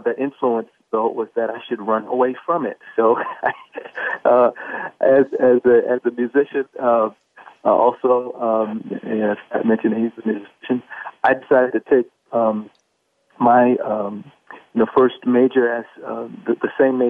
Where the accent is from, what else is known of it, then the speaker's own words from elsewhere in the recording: New York City, New York, United States; also born or lived in Queens, New York; I'm from Harlem, New York. My parents both were born there, 148th Street, between 7th and 8th. I grew up between there and Queens